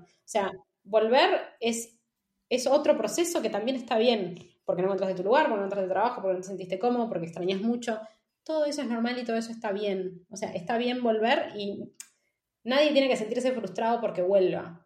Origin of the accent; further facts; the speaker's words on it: Buenos Aires, Argentina; moved away as an adult; now in Madrid, Spain; como argentinos no nos damos cuenta, o por lo menos como porteños